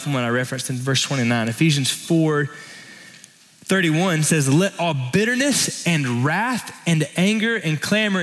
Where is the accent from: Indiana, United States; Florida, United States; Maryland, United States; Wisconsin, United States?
Florida, United States; now in Texas, United States; growing up in Florida